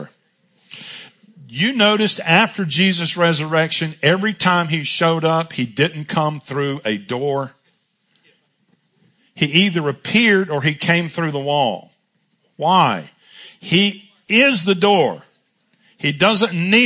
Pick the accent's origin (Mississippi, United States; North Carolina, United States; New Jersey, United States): North Carolina, United States; Charlotte; born or raised there